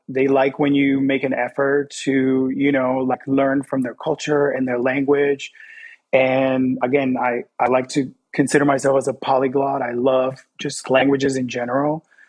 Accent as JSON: {"language": "English", "town": "Fort Lauderdale", "region": "Florida", "country": "United States", "tie": "born or raised there", "also_born_or_lived": "San Juan, Puerto Rico / New York", "first_language": "Spanish", "second_language": "English", "said": "I was born in San Juan, Puerto Rico, and I lived on the island till I was 10 years old. And then I moved to Fort Lauderdale, Florida, which is where I grew up."}